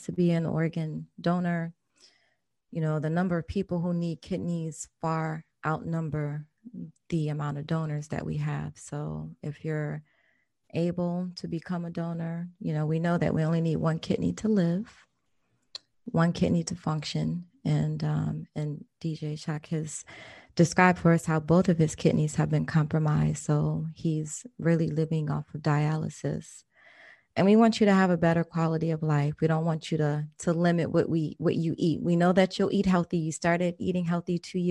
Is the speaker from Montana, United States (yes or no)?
no; Maryland, United States; now in Florida, United States; I'm from Maryland